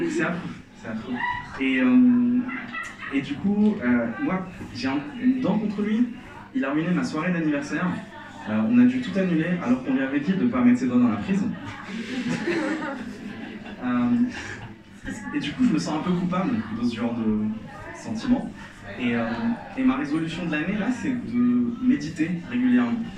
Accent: Algeria; Moi, je suis algérien, et euh, quand je dis que je suis algérien, la première question qu'on me pose, c'est

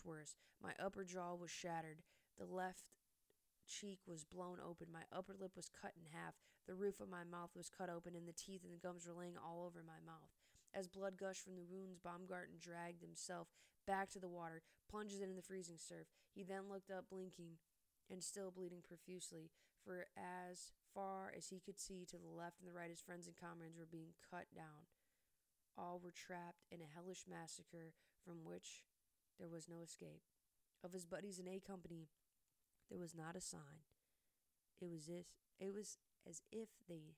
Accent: United States; I am an American

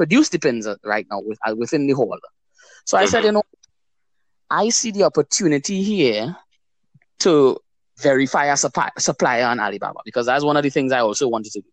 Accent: Tobago, Trinidad & Tobago; Born and grown in Tobago.

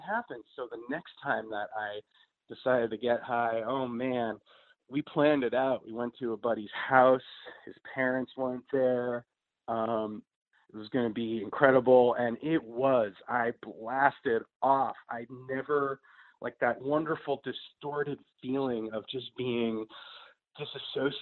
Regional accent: New York City, New York, United States; I am a pothead from New York City, born and raised

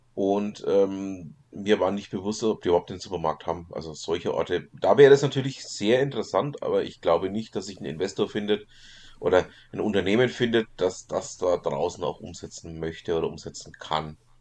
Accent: Germany; bei uns in Deutschland

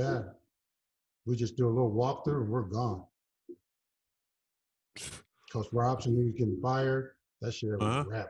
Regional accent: Alabama, United States; moved away; also born or lived in Los Angeles; I'm from Alabama.

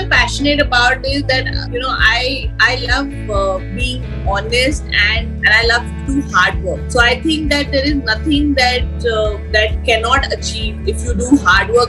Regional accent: Delhi, India; also born or lived in Gurgaon; now in Pune, India; I'm a complete Delhiite born and brought up in Delhi

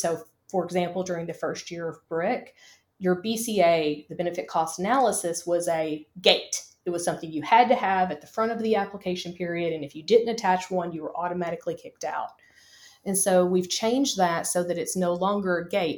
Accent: Kentucky, United States; I'm from the Commonwealth of Kentucky.

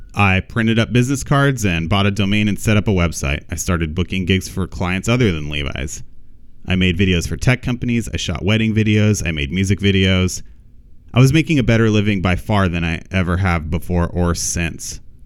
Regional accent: Pomona, California, United States; I grew up in Pomona, California

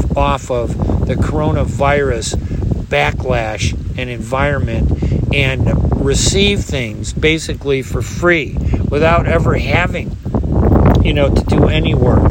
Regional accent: United States

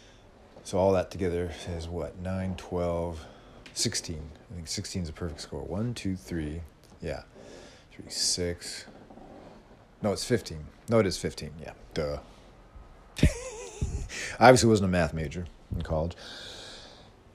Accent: California, United States; as a Californian

